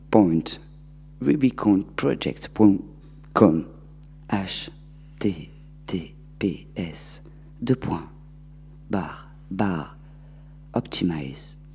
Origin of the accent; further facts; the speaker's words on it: Bordeaux, Nouvelle-Aquitaine, France; accent: Bordeaux; C'est mon accent bordelais.